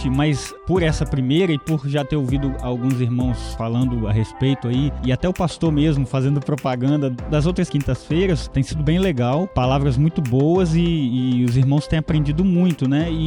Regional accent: Itaguaçu, Espírito Santo, Brazil; now in Vitória, Brazil; Não sou daqui, sou lá de Itaguaçu, mas estou aqui em Vitória para fazer seminário.

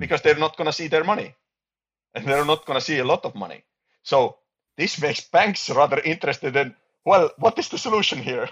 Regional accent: Estonia

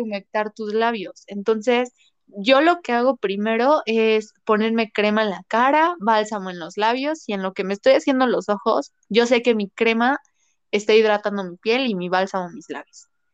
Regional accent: Puebla, Mexico; soy, soy de Puebla

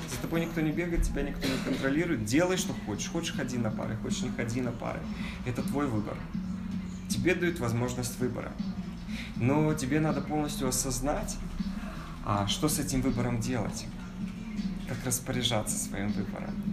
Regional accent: Kazakhstan; Я из Казахстана

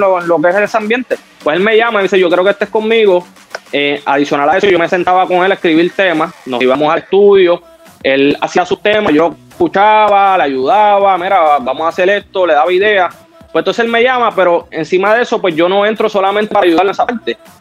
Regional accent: Puerto Rico; Yo soy de aquí de Puerto Rico, sangre dominicana

